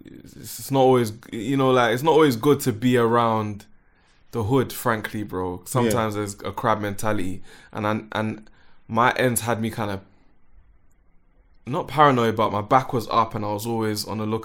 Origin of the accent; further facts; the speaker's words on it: London, United Kingdom; And I'm from Northwest 10, which is almost West Northwest.